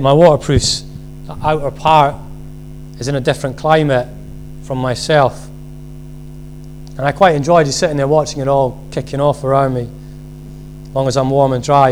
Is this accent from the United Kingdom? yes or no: yes; Scotland, United Kingdom; being Scottish